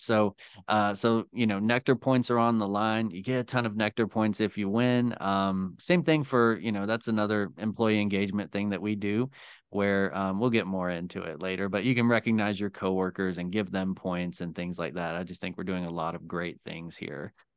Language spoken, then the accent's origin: English; Tennessee, United States; also born or lived in Northeast Ohio; now in Ohio, United States; I am originally from Tennessee